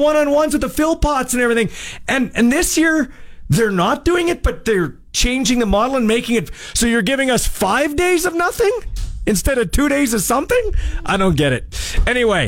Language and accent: English; Canada; I'm a Canadian. I'm a passionate Canadian